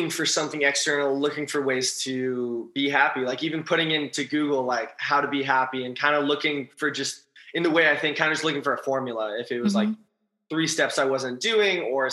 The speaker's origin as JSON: {"language": "English", "town": "Los Angeles", "region": "California", "country": "United States", "also_born_or_lived": "East Coast", "said": "I'm from Los Angeles and I went to school on the East Coast"}